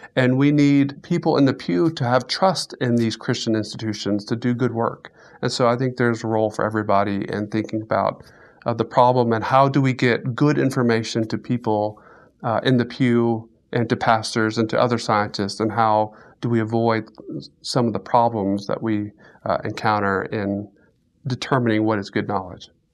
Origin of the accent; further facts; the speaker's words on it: Central Florida, United States; moved away as an adult; now in Alabama, United States; I grew up in Florida, Central Florida, and so I am a native Floridian